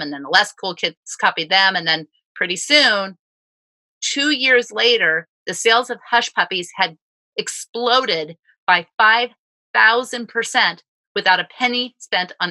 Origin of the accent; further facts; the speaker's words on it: United States; as an American